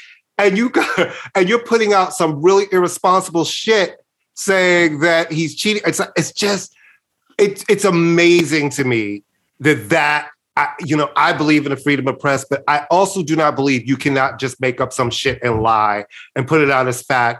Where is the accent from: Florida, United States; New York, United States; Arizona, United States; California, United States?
New York, United States; Brooklyn; I guess de facto, because I was born in Brooklyn and I'm from New York.